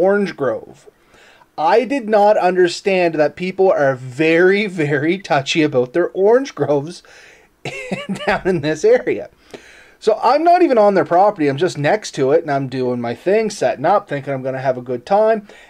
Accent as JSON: {"language": "English", "country": "Canada", "said": "as a Canadian"}